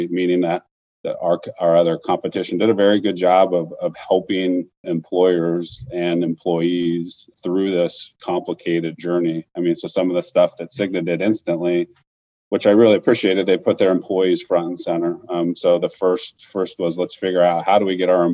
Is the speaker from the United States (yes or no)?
yes; Tucson, Arizona, United States; also born or lived in Flagstaff, Arizona; now in Phoenix, United States; I grew up in Tucson, went to school in Flagstaff up at NAU, and then now I'm here in Phoenix with my wife and two kids